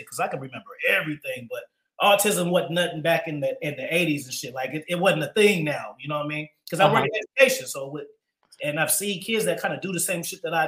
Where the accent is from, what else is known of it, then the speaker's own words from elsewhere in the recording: Oakland, California, United States; I grew up in Oakland on the track